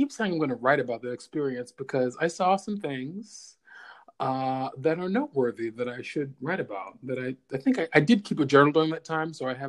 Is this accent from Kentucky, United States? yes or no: yes; Kentucky, United States; moved away as an adult; also born or lived in New York; I'm from Kentucky.